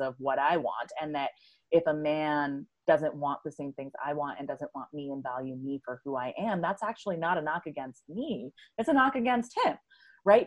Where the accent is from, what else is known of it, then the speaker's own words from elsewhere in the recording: New York City, New York, United States; I grew up in and around New York City.